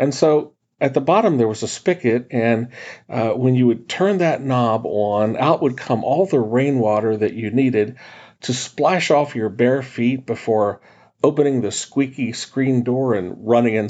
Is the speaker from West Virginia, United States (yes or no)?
yes; West Virginia, United States; When I was a kid growing up in West Virginia